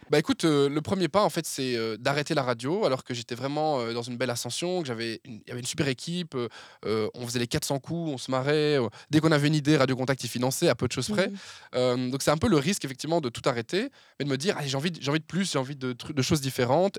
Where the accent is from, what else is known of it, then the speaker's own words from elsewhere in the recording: Verviers, Wallonia, Belgium; moved away as an adult; now in Brussels, Belgium; Je suis originaire de la région de Verviers de base. Euh, mais je suis installé à Bruxelles depuis une dizaine d'années